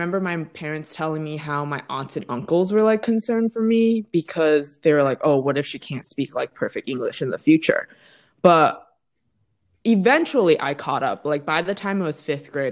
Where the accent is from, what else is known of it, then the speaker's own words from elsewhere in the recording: Vermont, United States; also born or lived in Massachusetts; I was born in Massachusetts and then my family moved to Vermont at a very, very young age.